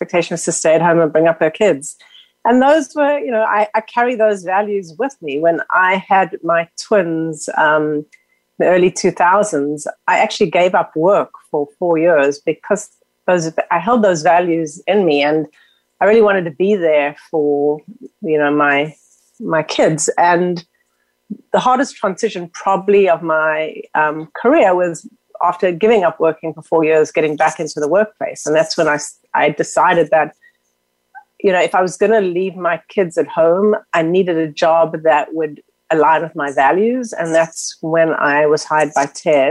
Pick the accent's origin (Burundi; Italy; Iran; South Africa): South Africa; moved away; I grew up in South Africa during apartheid.